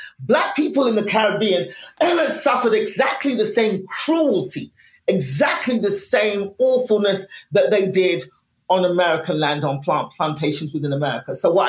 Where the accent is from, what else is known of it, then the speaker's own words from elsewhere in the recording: Nigeria; and as a Nigerian, because my family's African, I was born left-handed.